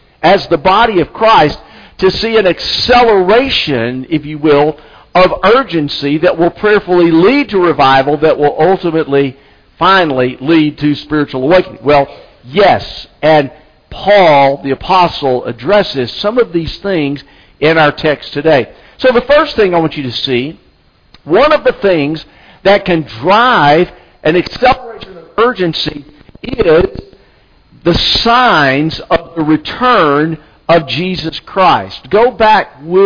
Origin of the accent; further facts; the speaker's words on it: Anniston, Alabama, United States; now in South Carolina, United States; I'm from Alabama. The church I grew up in Anniston, Alabama